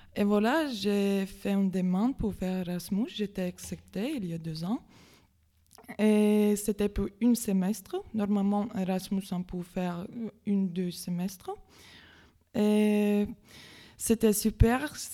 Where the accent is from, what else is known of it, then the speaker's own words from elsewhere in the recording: Latvia; French is a second language; moved away as an adult; now in Metz, France; d'origine, je suis letton, je viens de Lettonie